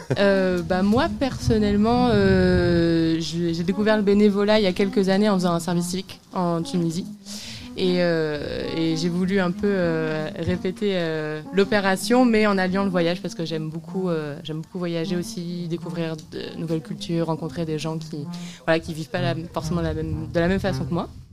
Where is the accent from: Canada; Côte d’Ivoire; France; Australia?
France; L'Aigle, Normandy; moved away as an adult; now in Nantes, France; je suis originaire de l'Aigle, mais après, j'ai bougé sur Nantes